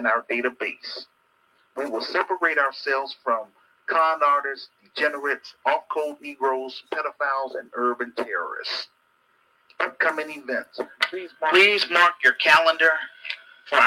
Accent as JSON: {"language": "English", "town": "Chicago", "region": "Illinois", "country": "United States", "tie": "born or raised there", "said": "My hometown, Chicago"}